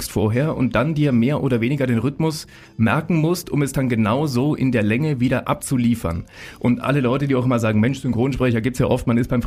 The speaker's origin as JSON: {"language": "German", "town": "Munich", "region": "Bavaria", "country": "Germany", "tie": "born or raised there", "said": "Das ist ja schon mal als Münchner Kindl was Besonderes."}